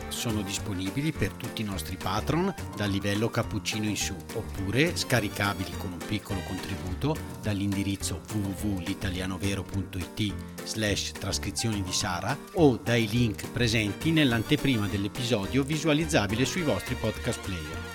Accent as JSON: {"language": "Italian", "town": "Avellino", "region": "Campania", "country": "Italy", "said": "noi secondo me al sud, almeno da dove veniamo noi da Avellino"}